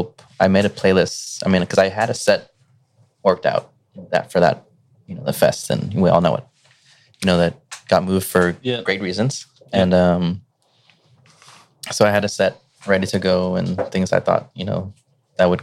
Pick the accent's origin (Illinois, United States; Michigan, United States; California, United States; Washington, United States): California, United States; Gardena; also born or lived in Torrance; I grew up in Gardena